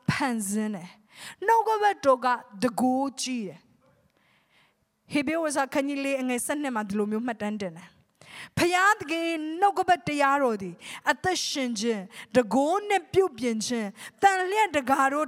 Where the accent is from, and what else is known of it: Myanmar